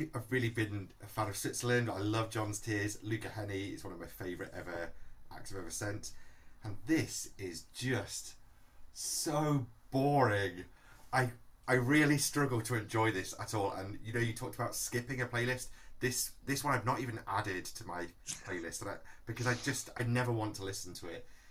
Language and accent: English; Manchester, North West England, United Kingdom; born or raised there